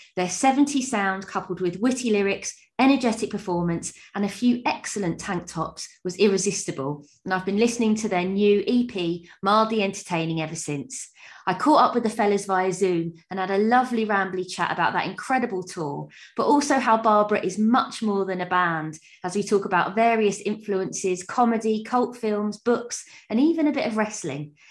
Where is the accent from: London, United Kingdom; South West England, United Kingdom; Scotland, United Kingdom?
London, United Kingdom; moved away; I'm from South London originally